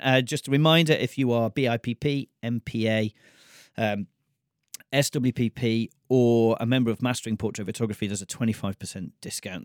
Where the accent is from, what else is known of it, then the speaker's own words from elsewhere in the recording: United Kingdom; I come from Britain